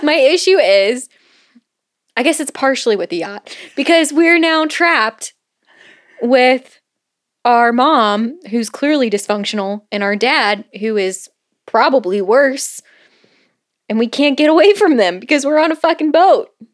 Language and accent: English; Florida, United States; growing up in Florida